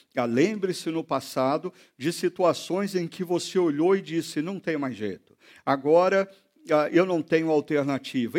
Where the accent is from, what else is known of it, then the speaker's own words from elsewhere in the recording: Brazil; nós somos brasileiros